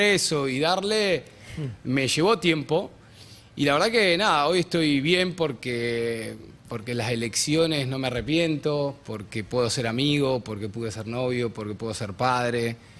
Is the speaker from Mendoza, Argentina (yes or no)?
no; Tandil, Buenos Aires Province, Argentina; moved away; yo soy de Tandil, vengo de una familia, mi hijo tenía creadero de chancho, mi mamá docente y yo laburaba medio en el campo pibito